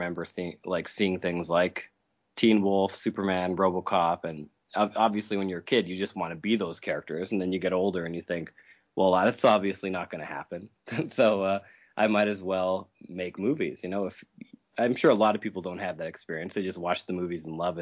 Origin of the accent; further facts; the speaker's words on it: Saskatchewan, Canada; I'm from Saskatchewan in Canada